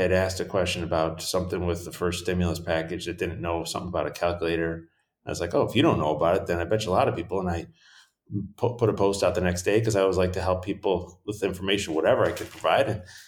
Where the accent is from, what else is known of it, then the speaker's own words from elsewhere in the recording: New York, United States; I'm from New York State, and so going from there